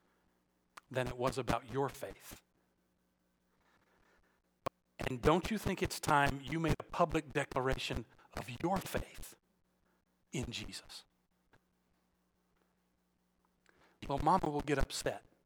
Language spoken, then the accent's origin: English; Alabama, United States; moved away; I was born and raised in Alabama